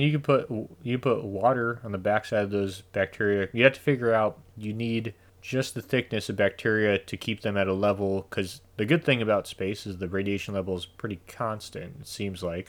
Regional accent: United States; I'm an American, so we have the benefit of living in the greatest country on the planet.

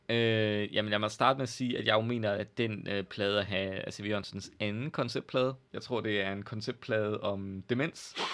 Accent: Jutland, Denmark; være lidt overfølsom som jyde

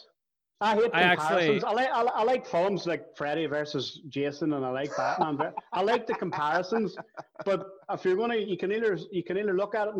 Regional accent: Derry, Northern Ireland, United Kingdom; we grew up together in the Ballycommon

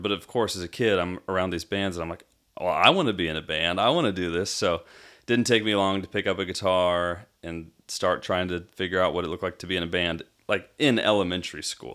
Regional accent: Arizona, United States; now in Franklin, Tennessee, United States; from Arizona, from growing up in Arizona

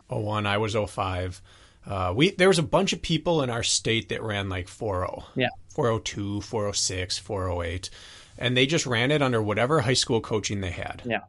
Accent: Wisconsin, United States; I'm from Wisconsin

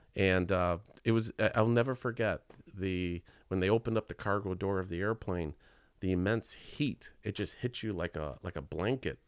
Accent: Chicago, Illinois, United States; I was born right here in Chi Town

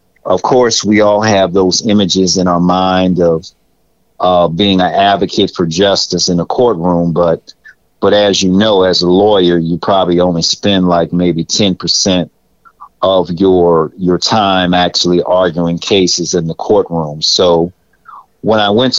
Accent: New Orleans, Louisiana, United States; also born or lived in Denver; I was born in Denver, and when I was about 5 years old, my family moved to New Orleans. And growing up in New Orleans was a great experience

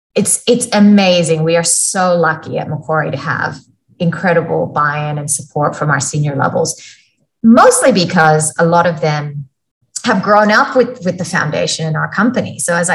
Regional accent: Florida, United States; also born or lived in India; now in Australia; In a small town south of Tampa, and nothing, like, you would not have heard of it.

